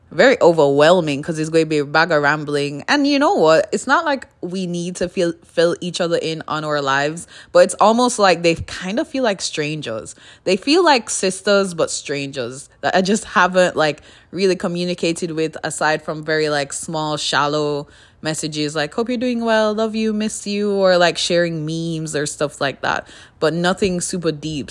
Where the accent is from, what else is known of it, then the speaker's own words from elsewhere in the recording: Kingston, Jamaica; now in Canada; I grew up in Jamaica, so in Jamaica, small little c, city of, or city? Town? Kingston, in Kingston.